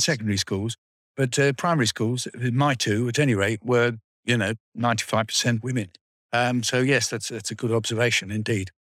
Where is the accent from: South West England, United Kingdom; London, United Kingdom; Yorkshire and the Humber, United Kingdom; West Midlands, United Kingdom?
London, United Kingdom; Wealdstone; I went to Tyne Hall Nursery School in Wealdstone, then I went to Pillawood School, uh, from the age of about four till seven